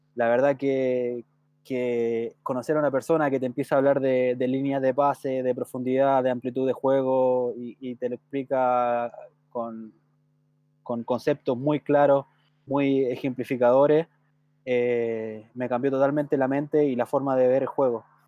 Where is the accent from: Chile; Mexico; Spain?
Chile; southern Chile; moved away; yo soy oriundo del sur, ¿cierto? nací en Puerto luego me, trasladé a vivir a, a donde actualmente está mi familia.